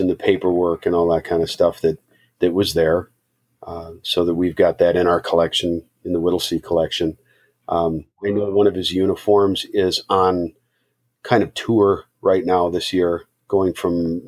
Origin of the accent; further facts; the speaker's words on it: Nicolet National Forest, northern Wisconsin, United States; here in Wisconsin, northern Wisconsin is a lot like the Argonne. Where I grew up was in the Nicolet National Forest